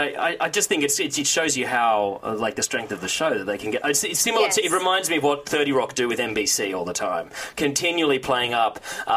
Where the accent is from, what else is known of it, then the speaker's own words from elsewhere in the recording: Australia; I'm from Australia.